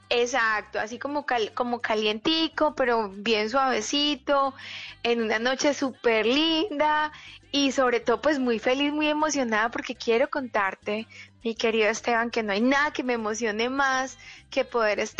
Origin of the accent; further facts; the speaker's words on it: Colombia; also born or lived in Bogotá; now in United States; vivo en Estados Unidos, pero como colombiana.